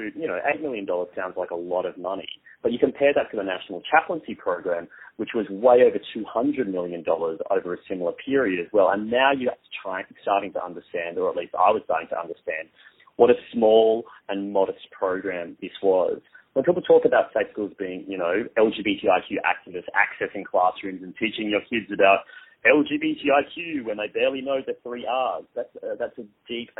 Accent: Queensland, Australia; moved away; I am a Queenslander too myself originally

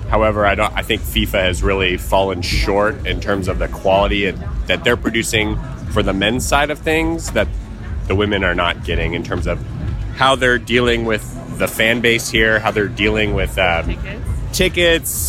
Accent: California, United States; We're from California and we're a soccer team and we're playing games and watching the World Cup.

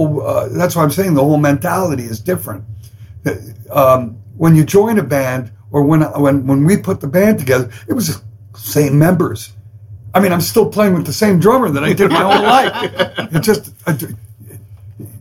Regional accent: Canada; I'm Canadian

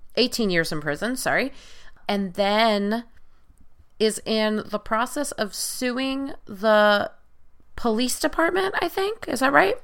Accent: Long Island, New York, United States; I'm originally from Long Island.

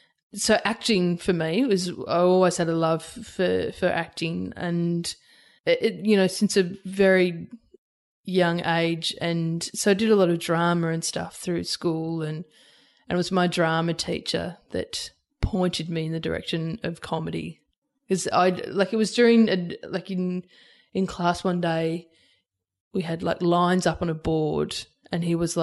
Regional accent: Albury, New South Wales, Australia; It's a regional town. So, and it's on the border of New South Wales and Victoria. So it's, and Wodonga's on the Victorian side, Albury's on the New South

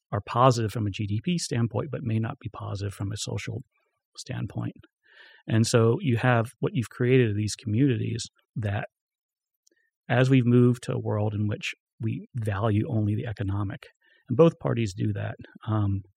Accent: Florida, United States; moved away; when I was a kid, we had an orange juice factory in our town. I'm from Florida.

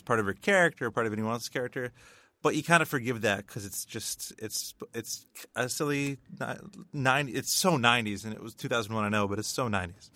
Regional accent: Northern Ontario, Canada; we, we grew up in the Northern Ontario education system

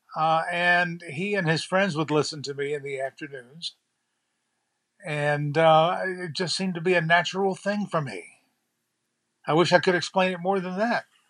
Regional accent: New Bern, North Carolina, United States; I grew up in New Bern, graduated high school here, started my TV career here

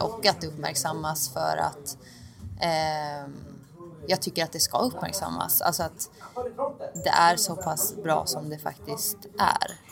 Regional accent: Oskarshamn, Kalmar County, Sweden; moved away as an adult; now in Turin, Italy; jag är från Oskarshamn

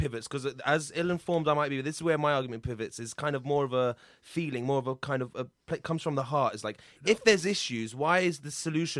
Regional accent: United Kingdom; Syrian. I'm born here, Arab.

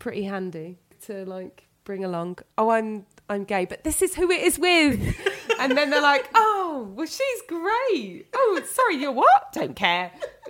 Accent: London, United Kingdom; I'm 0207, I'm from London

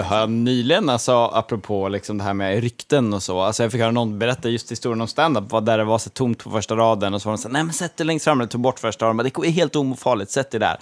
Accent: Gotland, Sweden; som gotlänning

